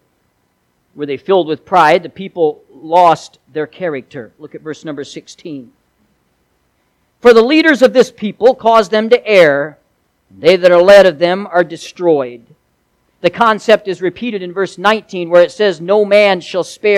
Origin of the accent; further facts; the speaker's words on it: United States; I am proud to be an American